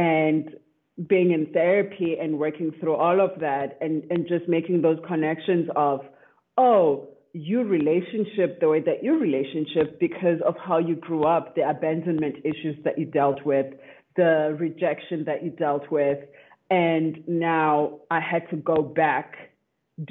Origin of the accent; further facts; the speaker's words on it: South Africa; now in Austin, United States; I am from South Africa